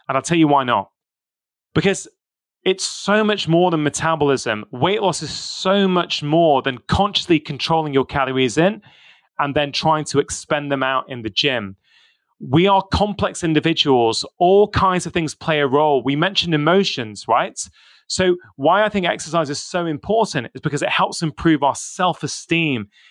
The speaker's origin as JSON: {"language": "English", "country": "United Kingdom", "tie": "born or raised there", "said": "I was born in the U K. So, I've got my Indian heritage."}